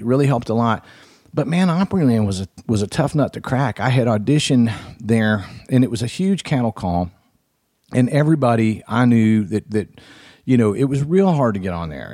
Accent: Florence, Alabama, United States; my hometown of Florence, Alabama

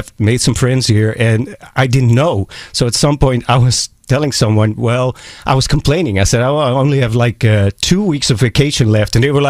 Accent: Amsterdam, North Holland, Netherlands; because I'm from Amsterdam, the Netherlands, Europe

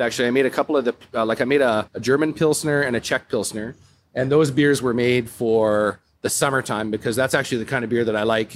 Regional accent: Calgary, Alberta, Canada; moved away as an adult; now in Whistler, Canada; I'm originally from Calgary, Alberta

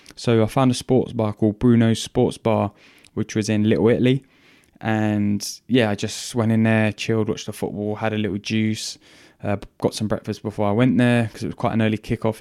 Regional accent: England, United Kingdom; I'm English

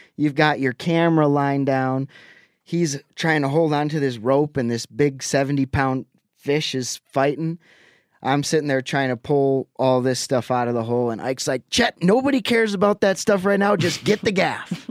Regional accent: Lake Winnebago, Wisconsin, United States; moved away; a local watering hole back on Lake Winnebago. That's where I grew up in Wisconsin

